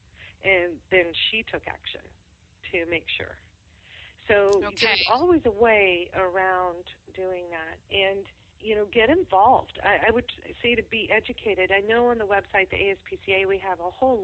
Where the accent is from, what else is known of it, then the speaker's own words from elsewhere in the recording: Texas, United States; moved away; I'm originally from Texas